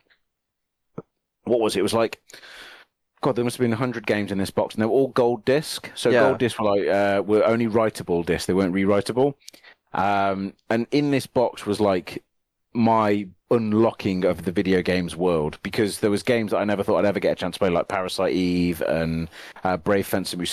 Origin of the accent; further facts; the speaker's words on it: Nuneaton, West Midlands, United Kingdom; I grew up in Nuneaton, and then just up the road was the town that most people probably would have heard of, which is a town called Coventry